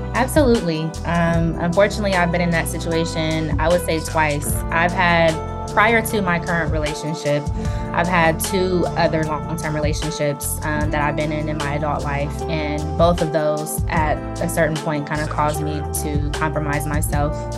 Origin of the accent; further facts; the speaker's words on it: Columbus, Ohio, United States; I am from Columbus, born and raised